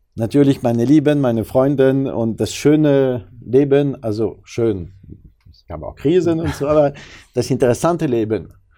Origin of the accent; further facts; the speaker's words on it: France; German is a second language; now in Germany; als Franzose